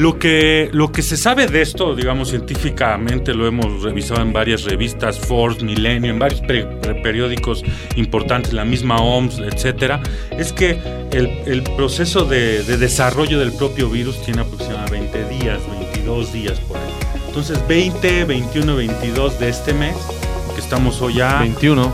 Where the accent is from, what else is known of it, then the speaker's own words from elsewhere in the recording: Mexico; debemos nosotros como mexicanos